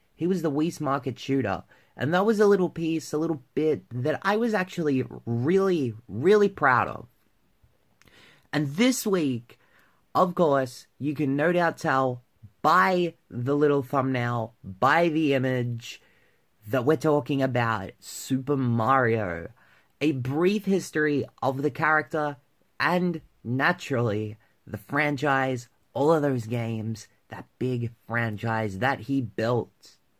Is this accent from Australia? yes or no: yes; Victoria, Australia; my home state of Victoria